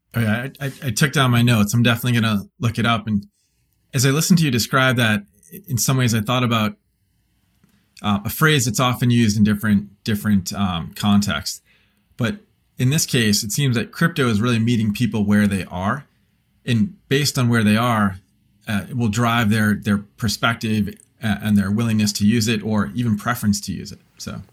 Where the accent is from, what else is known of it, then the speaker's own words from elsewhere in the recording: United States; as an American